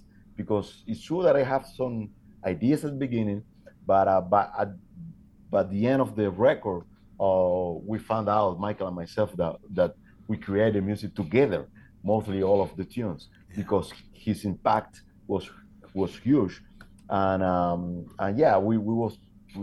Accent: Havana, Cuba; moved away as an adult; now in Toulouse, France; I'm from Havana

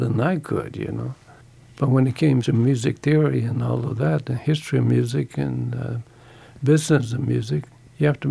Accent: Twin Cities, Minnesota, United States; I'm from the Twin Cities

